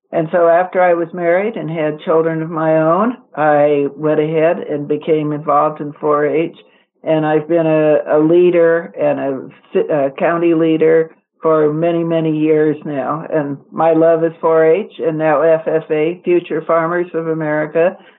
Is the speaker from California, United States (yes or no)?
yes; Oakland, California, United States; I am very, very lucky to have married a farmer and live in the country. I was raised in Oakland, California. I was a city girl. I always say I was accidentally born. I was a country girl who was accidentally born in the city.